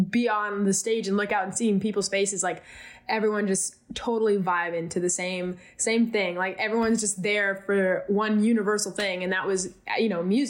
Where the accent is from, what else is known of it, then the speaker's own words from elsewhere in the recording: California, United States; growing up in California